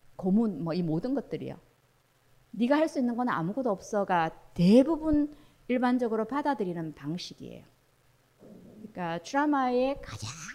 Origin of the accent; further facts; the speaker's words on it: Daegu, South Korea; 저 대구 출신인데